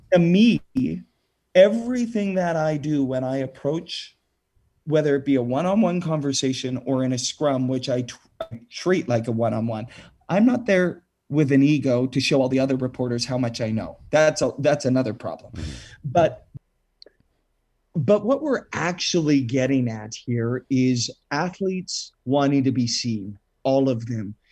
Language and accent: English; Saskatchewan, Canada; growing up in Saskatchewan, where, you know, long cold winter nights, we've got the curling rinks